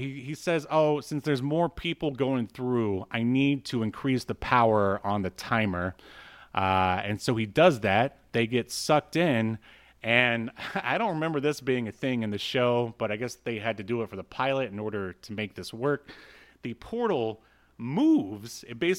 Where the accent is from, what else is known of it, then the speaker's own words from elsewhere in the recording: Florida, United States; I don't know. We're from Florida. What do you want?